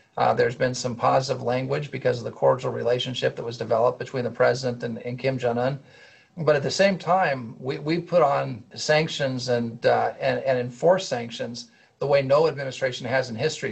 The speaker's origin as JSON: {"language": "English", "region": "California", "country": "United States", "said": "I come from California"}